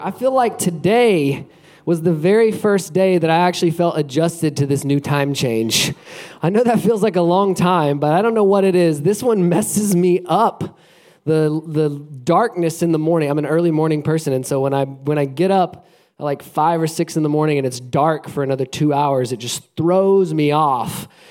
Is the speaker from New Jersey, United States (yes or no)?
no; Alabama, United States; moved away as an adult; now in Florida, United States; I grew up in Alabama and I've lived in Florida for the last uh, 14 years or so